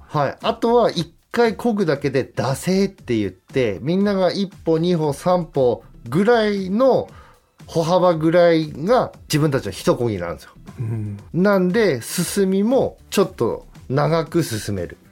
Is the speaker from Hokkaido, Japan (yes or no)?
yes; Hokkaido, Japan; accent: Hokkaido dialect; 北海道出身